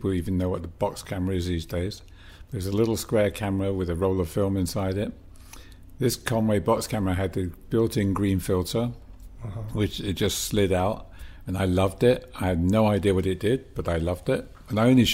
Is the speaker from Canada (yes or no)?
no; England, United Kingdom; also born or lived in Birmingham; I was born and raised in England